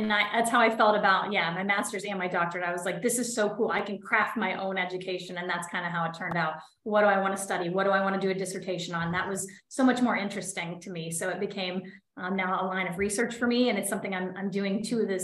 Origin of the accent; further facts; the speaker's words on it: Clarion, Pennsylvania, United States; I am from Clarion, Pennsylvania, about 2 hours outside of Pittsburgh. I am now living in my hometown